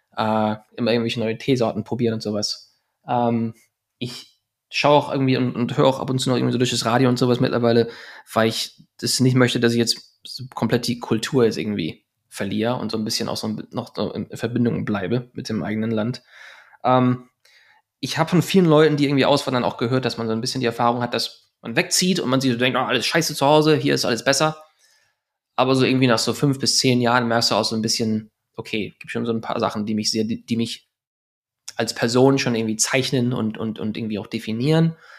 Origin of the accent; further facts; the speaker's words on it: Germany; moved away as an adult; now in Los Angeles, United States; ich bin Deutscher